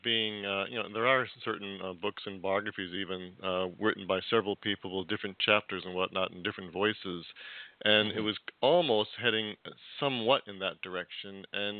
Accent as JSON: {"language": "English", "region": "California", "country": "United States", "said": "as a Californian"}